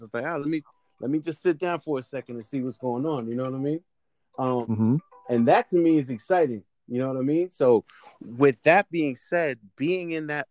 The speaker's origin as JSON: {"language": "English", "town": "Peekskill", "region": "New York", "country": "United States", "said": "I'm from Westchester, Peekskill"}